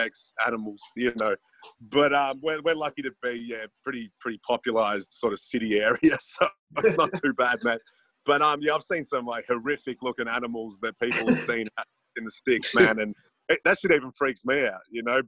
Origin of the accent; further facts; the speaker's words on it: Melbourne, Victoria, Australia; I'm from Melbourne, which is actually, you know, a city, so it's very metropolitan